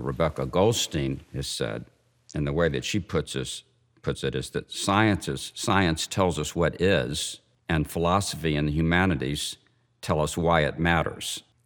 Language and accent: English; Memphis, Tennessee, United States; I grew up Jewish in Memphis, Tennessee